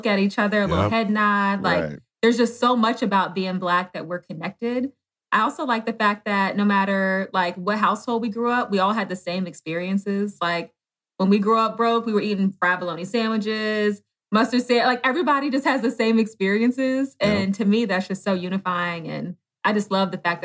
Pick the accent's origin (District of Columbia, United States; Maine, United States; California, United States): District of Columbia, United States; Washington; I grew up in D.C., Southeast D.C.